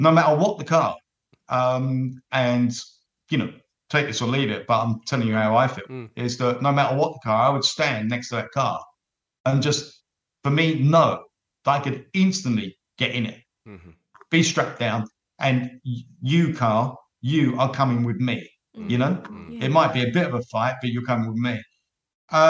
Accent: London, United Kingdom; accent: Cockney; being a Cockney

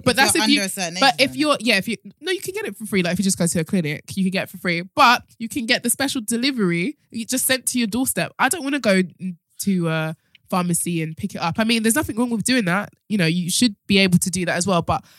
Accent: Nigeria; I think it's because I'm Nigerian.

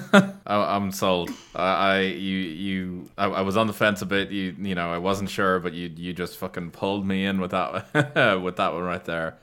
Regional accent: Ireland

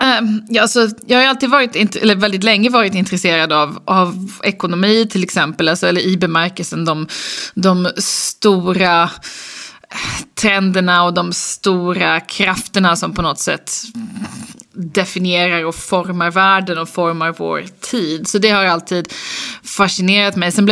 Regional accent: Lund, Skåne, Sweden; also born or lived in Uppsala / United States; now in Stockholm, Sweden; Nej, men jag är uppvuxen i Lund, pluggade i Uppsala och lite i USA. Och sen så flyttade jag till Stockholm

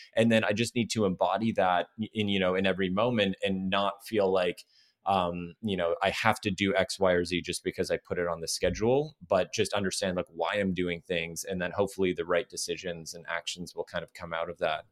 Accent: Toronto, Ontario, Canada; moved away as an adult; now in Los Angeles, United States; I'm from Toronto, Canada originally, and I was trying to move here to L

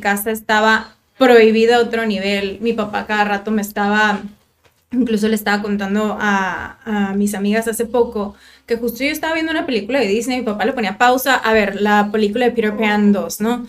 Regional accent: Tijuana, Baja California, Mexico; also born or lived in Monterrey; Soy de aquí de Tijuana, nací aquí, estuve toda mi primaria, kinder y secundaria en el Instituto Cumbres

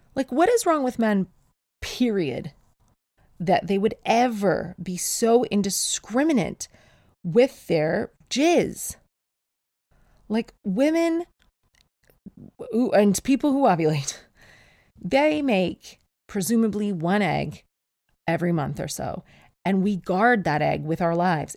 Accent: Canada; now in England; I'm Canadian. And I was born with snowshoes.

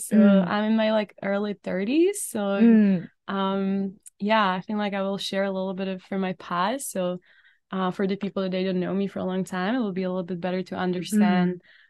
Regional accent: Czechia; moved away as an adult; now in Canada; So I was blessed to grow up in Czech Republic and born and raised in Czech Republic. I've been in Canada for like about 4 years.

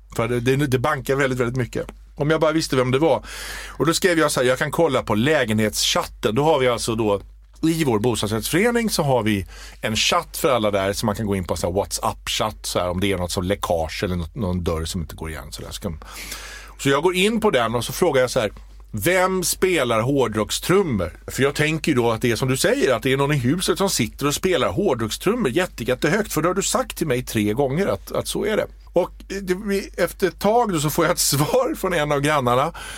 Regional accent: Småland, Sweden; jag är ju smålänning

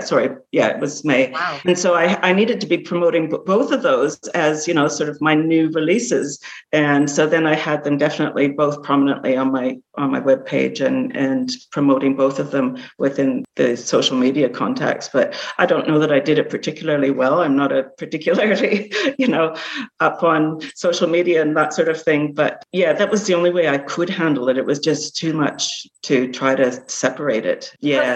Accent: Canada; now in Australia; growing up in Canada, living in Australia

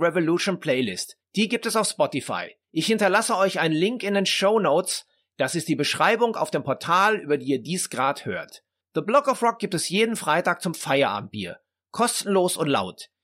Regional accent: Dortmund, North Rhine-Westphalia, Germany; bei uns in Dortmund

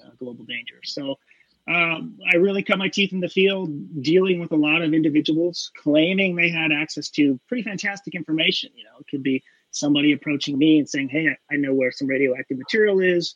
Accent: Pacific Northwest, United States; I'm from the Pacific Northwest.

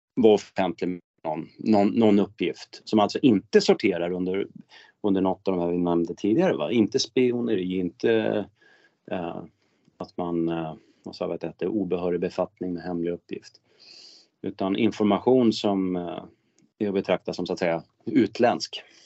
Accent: Örnsköldsvik, Västernorrland County, Sweden; min hemkommun Örnsköldsvik

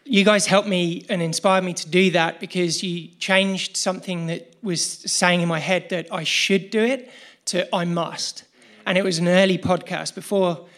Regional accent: England, United Kingdom; now in Australia; I'm originally from England, but I live now in Australia

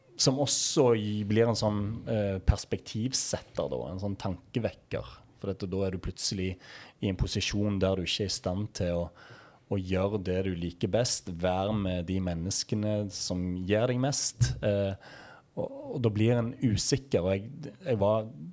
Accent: Egersund, Rogaland, Norway; oppveksten i Egersund

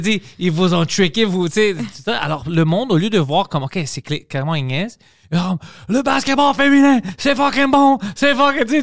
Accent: Montreal, Quebec, Canada; on a grandi, nous, sais, à Parkex, tout ça, avec mes amis

